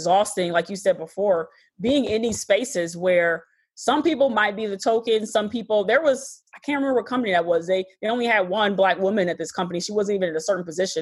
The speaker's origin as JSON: {"language": "English", "town": "Detroit", "region": "Michigan", "country": "United States", "tie": "born or raised there", "also_born_or_lived": "Wixom, Michigan", "moved": "as an adult", "lives_now": "Chicago, United States", "said": "I'm originally from Michigan. I was born in Detroit"}